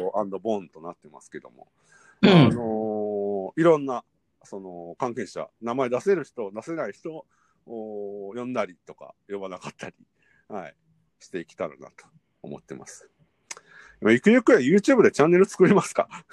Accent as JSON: {"language": "Japanese", "region": "Kyoto", "country": "Japan", "tie": "born or raised there", "moved": "as an adult", "lives_now": "Tokyo, Japan", "said": "関西出身です。私が京都で、"}